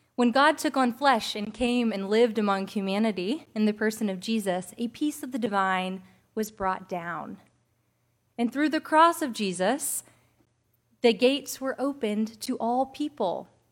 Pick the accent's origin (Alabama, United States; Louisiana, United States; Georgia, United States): Alabama, United States; across the bay from Mobile; moved away as an adult; also born or lived in Citronelle, Alabama; now in Mobile, United States; I was from across the bay